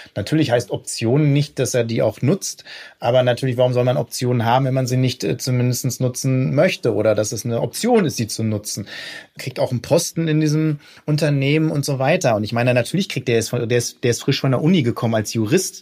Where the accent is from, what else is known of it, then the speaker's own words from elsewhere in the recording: Ruhr area, North Rhine-Westphalia, Germany; ich komme aus dem Pott, ne, aus dem Ruhrgebiet.